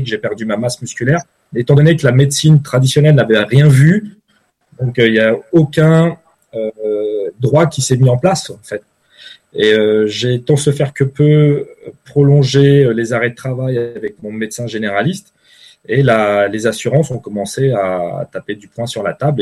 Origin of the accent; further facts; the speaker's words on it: Paris, Île-de-France, France; moved away as an adult; now in Switzerland; je suis originaire de Paris